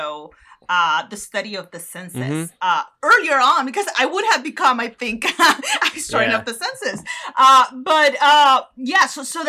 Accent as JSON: {"language": "English", "region": "northern Mexico", "country": "Mexico", "tie": "born or raised there", "moved": "yes", "said": "in the north, close to my hometown"}